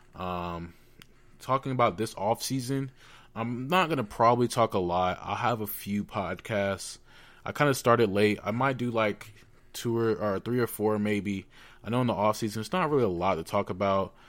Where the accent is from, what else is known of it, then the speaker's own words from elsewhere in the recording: Atlanta, Georgia, United States; moved away; I'm, I was from Atlanta, or I am from Atlanta